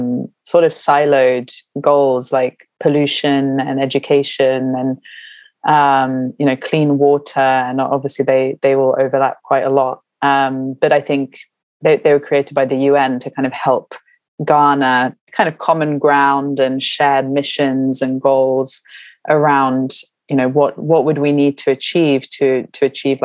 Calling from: London, United Kingdom; I'm calling from London and I am well.

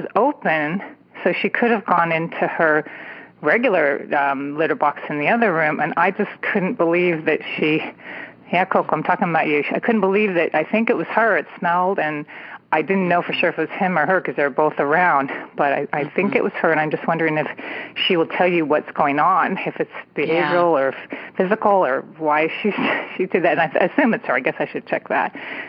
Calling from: San Francisco Bay Area, California, United States; I am calling from the San Francisco Bay Area.

